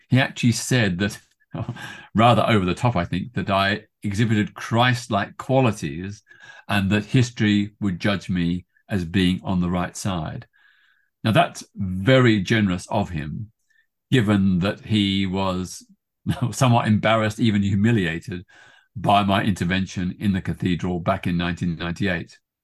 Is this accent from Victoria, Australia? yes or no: yes; Melbourne, Victoria, Australia; also born or lived in Britain; now in United Kingdom; in my hometown of Melbourne, Australia.